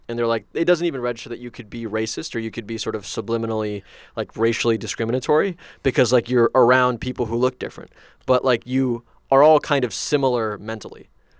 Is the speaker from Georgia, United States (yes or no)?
no; Iowa, United States; moved away; also born or lived in Baltimore; I grew up in Iowa, it's like even though we were like not many Indian people there